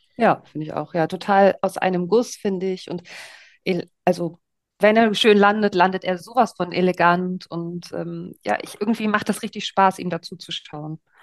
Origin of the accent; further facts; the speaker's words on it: East Germany, Germany; Ich komme aus Ostdeutschland und bin mit Sven Hannawald aufgewachsen